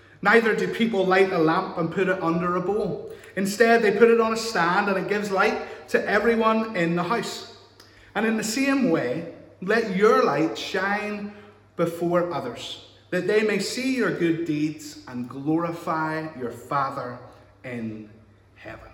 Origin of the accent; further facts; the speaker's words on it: United Kingdom; we're British